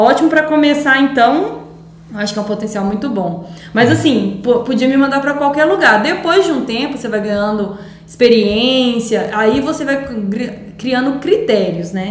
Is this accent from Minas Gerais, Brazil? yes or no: yes; Minas Gerais, Brazil; moved away as an adult; also born or lived in São Paulo / Limeira / Campo Verde / Viçosa; Eu sou de Minas